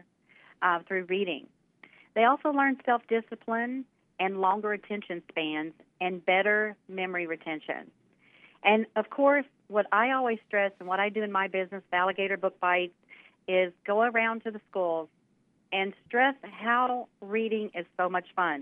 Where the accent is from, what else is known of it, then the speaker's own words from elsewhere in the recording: southwest Louisiana, United States; grew up here in Louisiana, and in southwest Louisiana along the Gulf Coast